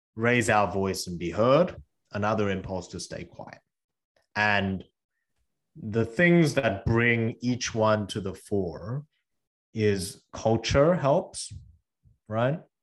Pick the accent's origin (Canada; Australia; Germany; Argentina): Australia; English is a second language; also born or lived in South Korea; now in Cambridge, United States; I moved from South Korea to Australia when I was eight with my parents, and I didn't speak English